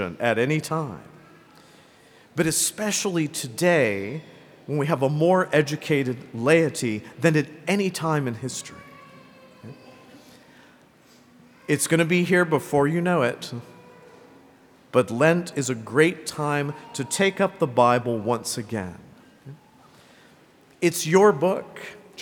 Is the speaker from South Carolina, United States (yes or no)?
yes; Greenville, South Carolina, United States; accent: Southern; as a child, I grew up here in Greenville.